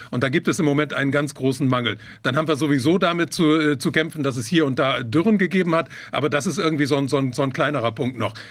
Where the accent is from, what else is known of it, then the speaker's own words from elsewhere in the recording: Germany; hier bei uns in Deutschland